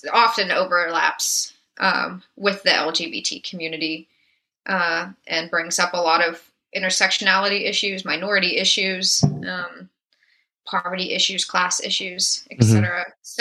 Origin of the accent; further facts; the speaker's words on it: New York City, New York, United States; As a New Yorker, as a lesbian, as a friend right. of other gay people or people of color in the city.